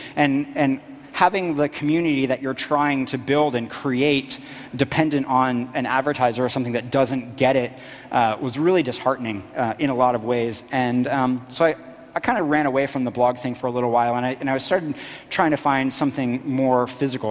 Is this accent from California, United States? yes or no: no; Florida, United States; also born or lived in Washington, D.C.; when I was very young, we moved to this tiny little middle of nowhere town in Florida.